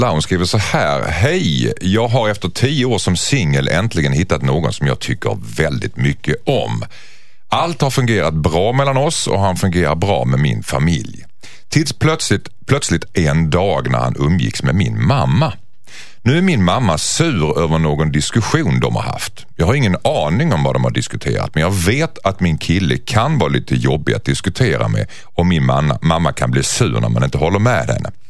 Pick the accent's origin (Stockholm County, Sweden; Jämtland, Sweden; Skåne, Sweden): Skåne, Sweden; som skåning så är jag ganska utsatt för det kan jag säga.